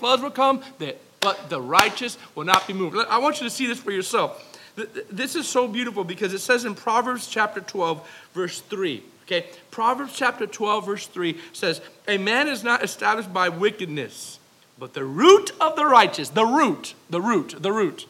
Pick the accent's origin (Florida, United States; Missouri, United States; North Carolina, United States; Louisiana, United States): Florida, United States; South; I'm from South Florida